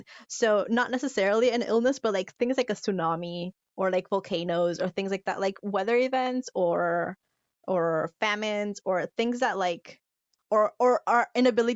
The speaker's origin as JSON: {"language": "English", "region": "Yucatán", "country": "Mexico", "said": "I'm from the Yucatan, so I'm from that area"}